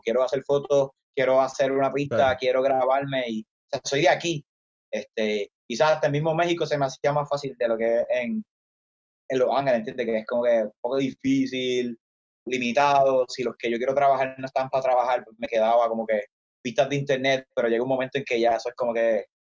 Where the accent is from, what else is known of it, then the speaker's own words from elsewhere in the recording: Isabela, Puerto Rico; de donde soy, Isabela, que es el pueblo, como el town